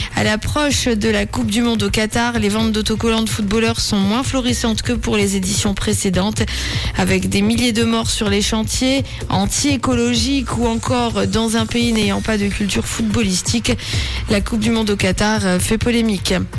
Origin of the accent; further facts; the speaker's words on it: French-speaking Switzerland, Romandy, Switzerland; chez nous en Suisse romande